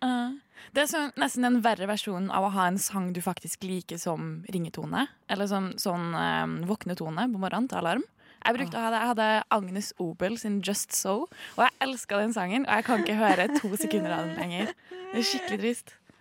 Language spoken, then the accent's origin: Norwegian; Trondheim, Trøndelag, Norway; jeg kommer fra eh, Trondheim sentrum